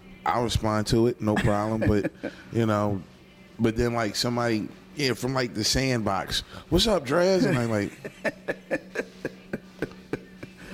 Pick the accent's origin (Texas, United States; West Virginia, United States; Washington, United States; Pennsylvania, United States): Pennsylvania, United States; Philadelphia; now in Atlanta, United States; Born and raised in the city of Philadelphia. My neighborhood is West Oak Lane, Philadelphia, Pennsylvania.